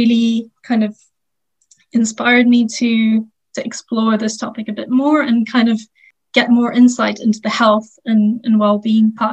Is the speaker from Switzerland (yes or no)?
no; Sri Lanka; now in Netherlands; I'm from Sri Lanka, but I'm currently teaching and living in the Netherlands.